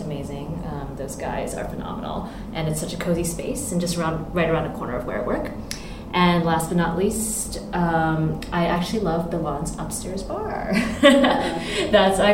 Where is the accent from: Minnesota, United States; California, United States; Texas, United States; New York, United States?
California, United States; moved away as an adult; now in Hong Kong; I was born in California, but I've lived here pretty much. After I graduated from college in California